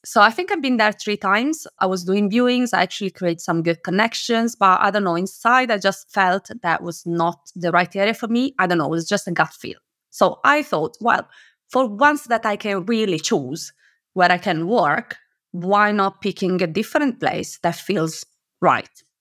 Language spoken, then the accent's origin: English; Italy; moved away as an adult; now in United Kingdom; I am originally from Italy, but I moved to the U K ten years ago